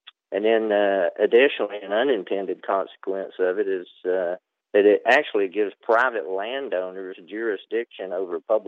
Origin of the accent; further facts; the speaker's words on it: North Georgia, United States; moved away as an adult; I was raised here in North Georgia